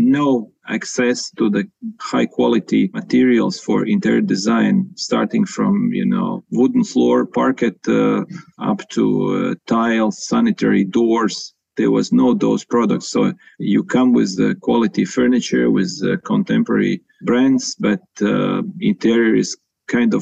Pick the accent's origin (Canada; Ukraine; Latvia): Latvia; I'm from Latvia